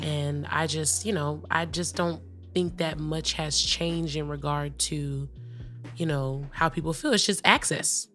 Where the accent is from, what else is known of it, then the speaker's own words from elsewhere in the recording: California, United States; growing up in California